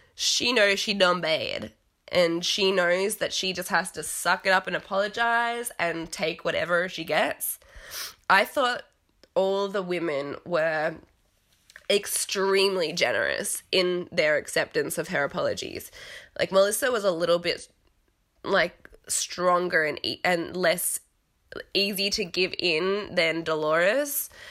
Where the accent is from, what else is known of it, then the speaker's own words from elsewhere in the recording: Australia; accent: mashed up accent; growing up in Australia to a British parent and a Canadian parent